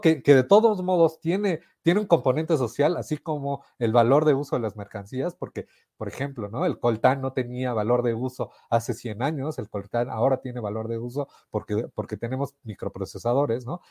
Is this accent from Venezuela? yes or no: no; Mexico City, Mexico; ambos somos de la Ciudad de México